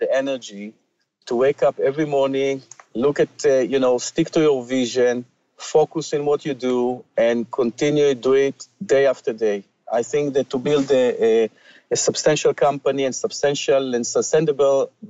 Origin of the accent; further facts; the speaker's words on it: Ra'anana, Central District, Israel; moved away as an adult; now in Canada; I came from a small town in Israel called Ra'anana.